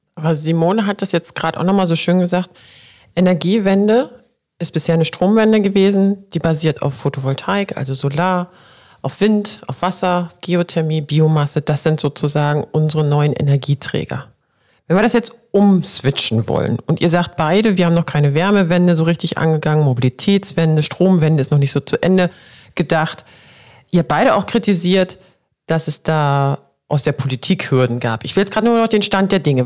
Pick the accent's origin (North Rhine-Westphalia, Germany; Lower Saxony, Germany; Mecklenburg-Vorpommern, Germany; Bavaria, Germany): Lower Saxony, Germany; near Gorleben; ich bin in der Nähe von Gorleben aufgewachsen